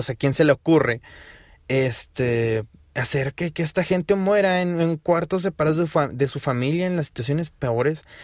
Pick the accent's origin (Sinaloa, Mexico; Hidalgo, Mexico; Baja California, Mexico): Hidalgo, Mexico; Aquí en mi estado, en Hidalgo, porque soy de Hidalgo